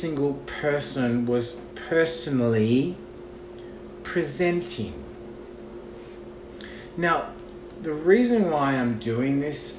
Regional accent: Australia; now in Los Angeles, United States; I'm an Australian living in Los Angeles

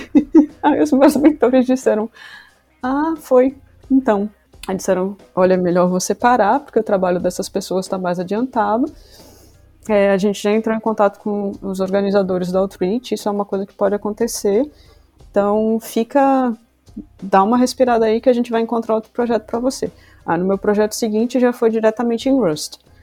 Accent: Salvador, Bahia, Brazil; moved away as an adult; also born or lived in Rio Grande do Sul; now in Porto, Portugal; eu sou do Rio Grande do Sul, embora eu tenha vivido a maior parte da minha vida em Salvador. Atualmente eu moro em Portugal, na região do Porto

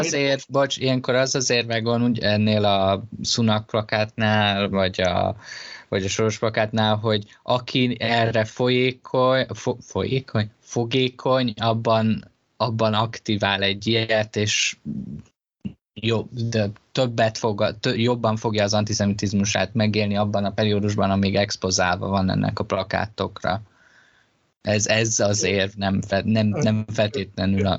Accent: Hungary; engem tönkretett, hogy Magyarországon nőttem fel

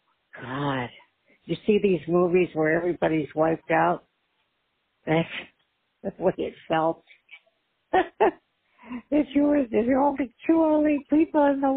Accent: Michigan, United States; moved away; also born or lived in Great Neck, New York; I'm from Michigan

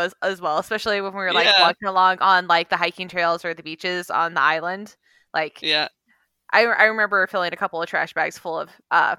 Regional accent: Kodiak, Alaska, United States; I grew up in Alaska and we had a lot of those same problems. Like, the island that I grew up on, Kodiak

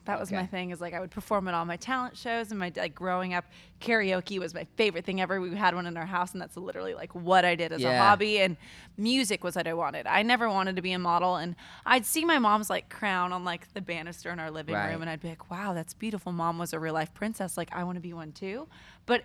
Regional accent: Diamond Bar, California, United States; Diamond Bar.

